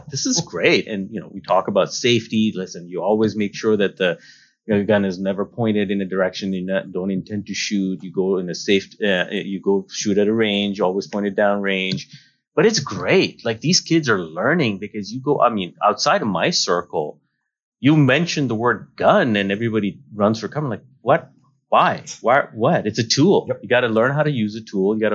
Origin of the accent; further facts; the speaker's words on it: California, United States; now in South Dakota, United States; oh yeah, we moved here from California. Like, we're from California.